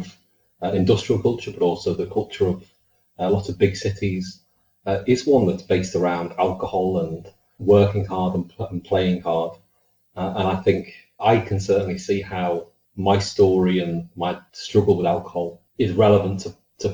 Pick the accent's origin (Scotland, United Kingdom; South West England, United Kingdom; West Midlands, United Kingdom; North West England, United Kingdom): North West England, United Kingdom; Liverpool; But I am from Liverpool. I was born and raised there